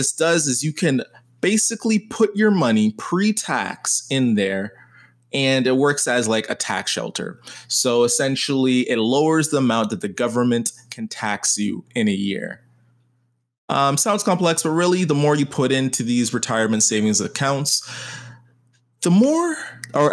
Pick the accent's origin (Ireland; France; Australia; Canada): Canada; I am Canadian